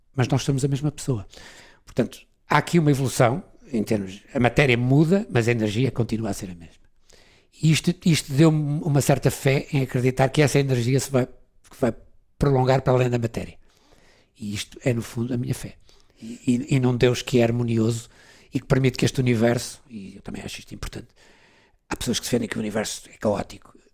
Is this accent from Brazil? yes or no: no; Portugal; moved away as an adult; also born or lived in London; Fui-me embora de Portugal, saí de Portugal.